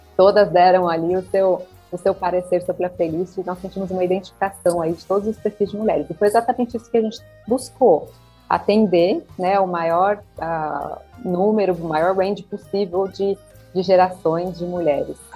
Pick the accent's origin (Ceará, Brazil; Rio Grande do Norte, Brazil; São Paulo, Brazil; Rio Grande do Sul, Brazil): São Paulo, Brazil; Olímpia; moved away as an adult; also born or lived in Ribeirão Preto; now in São Paulo, Brazil; Eu sou natural de Olímpia, interior de São Paulo